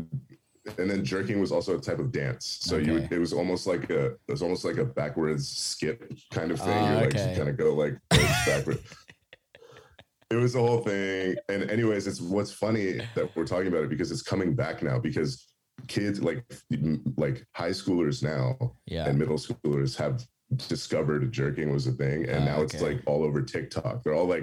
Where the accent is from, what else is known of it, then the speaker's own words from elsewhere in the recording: San Francisco, California, United States; moved away as an adult; now in Los Angeles, United States; I grew up in the Bay Area